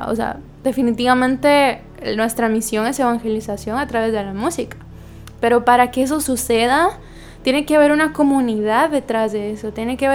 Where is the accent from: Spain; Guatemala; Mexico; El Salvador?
Guatemala; now in Santo Domingo, Dominican Republic; Como ustedes saben, yo soy guatemalteca, pero resido en Santo Domingo.